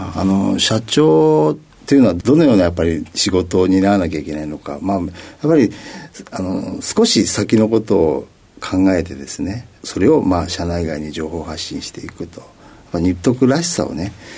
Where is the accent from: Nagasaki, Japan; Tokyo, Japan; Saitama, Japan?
Tokyo, Japan; 東京都の練馬区になります